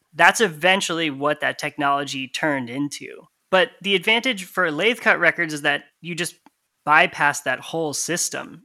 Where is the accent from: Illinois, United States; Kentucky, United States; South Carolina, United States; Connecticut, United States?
Connecticut, United States; moved away as an adult; also born or lived in Massachusetts; now in Tallahassee, United States; I actually grew up in the center of Connecticut